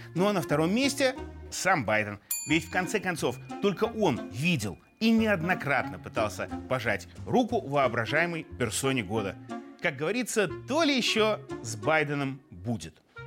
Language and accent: Russian; Belarus; мы белорусы